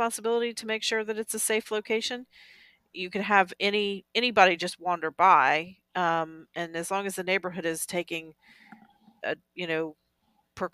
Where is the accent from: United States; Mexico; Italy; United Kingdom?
United States; Southeast; I grew up in the Southeast